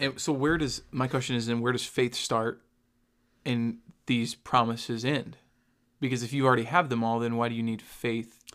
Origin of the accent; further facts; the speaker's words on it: the South, United States; I grew up in the South